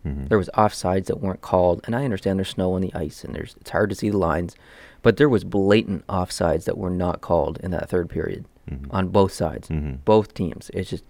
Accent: Canada; even as a Canadian

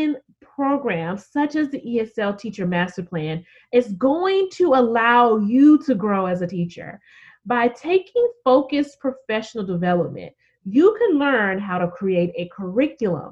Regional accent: Memphis, Tennessee, United States; my hometown of Memphis

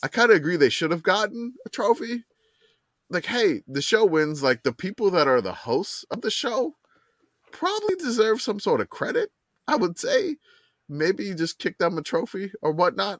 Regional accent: Louisiana, United States; I grew up in Louisiana in the eighties

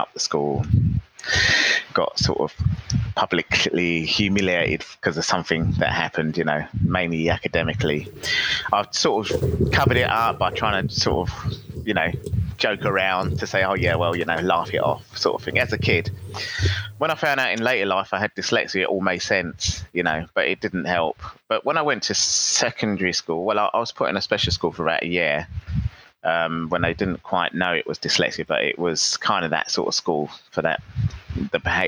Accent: London, United Kingdom; moved away as an adult; now in Philippines; I grew up in the 70s in London, going to school, and the part of London where I grew up was near the River Thames, near Tower Bridge and London Bridge

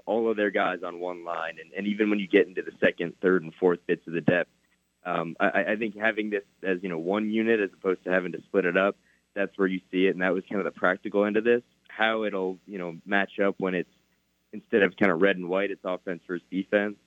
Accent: New York, United States; moved away as an adult; also born or lived in Missouri; now in Oklahoma, United States; Only four hours north of where I grew up in New York

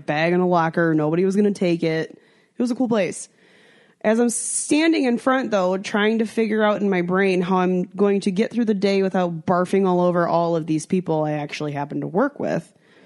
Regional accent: United States; being American

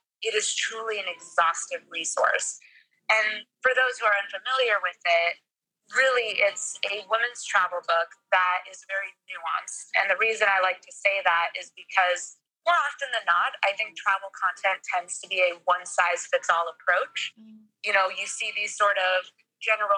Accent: Bogotá, Colombia; now in New York, United States; I'm originally from Bogota, so I am Colombian

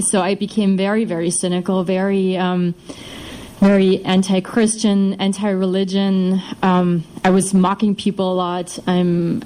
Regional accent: eastern Germany, Germany; moved away; I'm from Germany. I'm from the east of Germany. Uh, and in contrast to his society, mine was mine is, is basically an atheist society. You you grow up in East Germany.

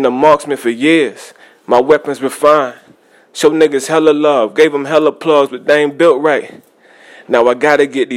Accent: Black Belt, Alabama, United States; also born or lived in Montgomery, Alabama; I was born in Montgomery because that's the nearest hospital. And that's about 35 minutes from Black Belt, Alabama, which is in the deep country

